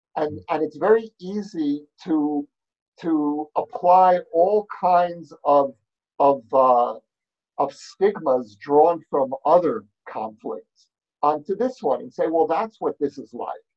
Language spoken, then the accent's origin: English; New York, United States; now in Jerusalem, Israel; I grew up, as you can hear from my accent, I grew up in New York